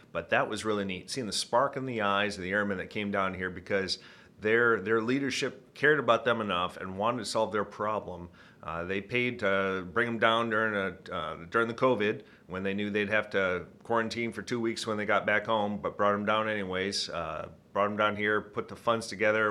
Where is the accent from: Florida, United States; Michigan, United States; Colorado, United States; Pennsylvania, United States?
Michigan, United States; Midland; accent: Michigan; I'm from Midland, Michigan, right in the center of the state. Uh, grew up there